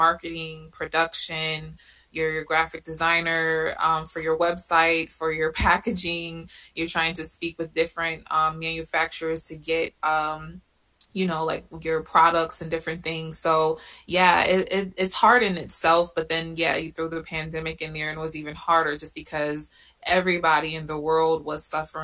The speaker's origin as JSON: {"language": "English", "region": "Connecticut", "country": "United States", "moved": "as an adult", "lives_now": "Atlanta, United States", "said": "I'm originally from Connecticut"}